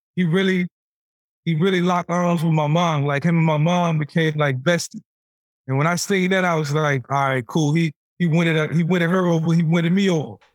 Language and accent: English; Newport News, Virginia, United States; Being a, a kid from Newport News